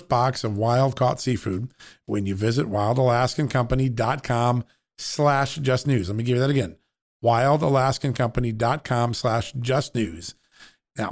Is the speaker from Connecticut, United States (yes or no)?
yes; Connecticut, United States; I grew up in Connecticut